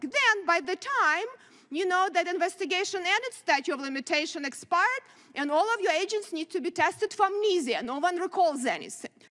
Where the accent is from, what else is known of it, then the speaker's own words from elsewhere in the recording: Ukraine; now in United States; I grew up in very similar country, Ukraine now